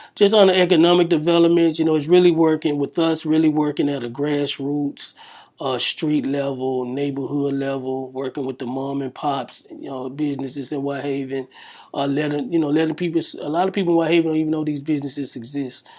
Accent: Memphis, Tennessee, United States; also born or lived in Jackson, Mississippi / Nashville, Tennessee / Houston, Texas; the house uh, that I grew up in in White Haven

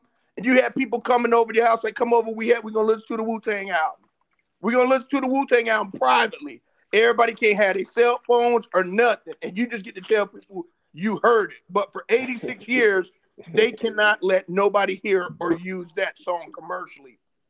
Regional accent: Germany; But when I grew up in Germany, white people were wearing … … hats.

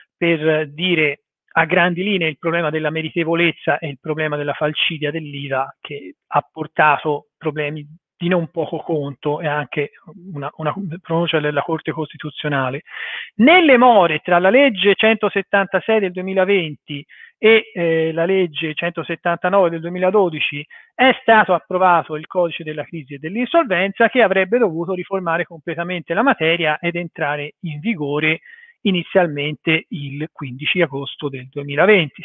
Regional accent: Florence, Tuscany, Italy; fiorentino come me

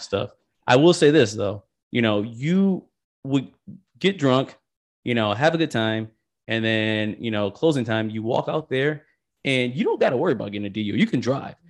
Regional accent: Michigan, United States; I'm from Michigan

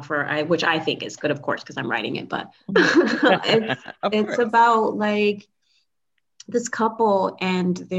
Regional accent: Connecticut, United States; Connecticut is doing, which is my home state.

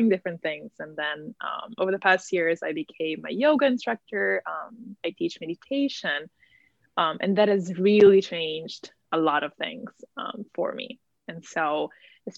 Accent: Italy; moved away as an adult; now in New Haven, United States; I am originally from Italy. So I was born and raised in Italy.

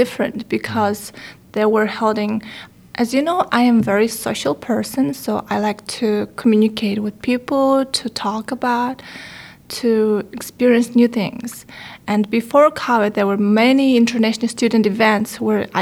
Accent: Ulaanbaatar, Mongolia; moved away as an adult; now in Japan; I'm from Ulaanbaatar

